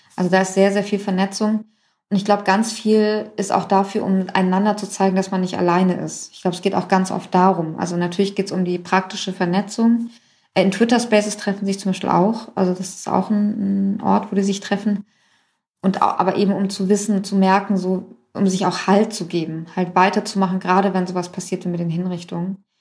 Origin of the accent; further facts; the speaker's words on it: Germany; also born or lived in Iran; Ich Bin irgendwie in Deutschland aufgewachsen, ging hier irgendwie in die achte Klasse